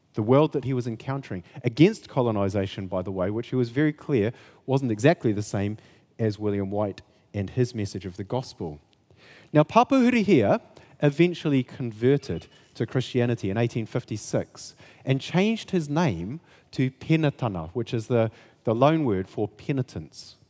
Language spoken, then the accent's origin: English; Kaikoura, Canterbury, New Zealand; I come from Kaikoura